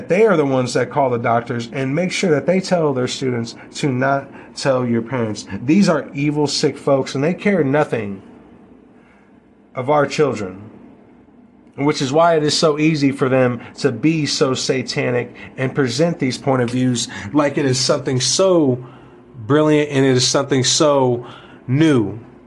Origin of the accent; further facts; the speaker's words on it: United States; We, as the American people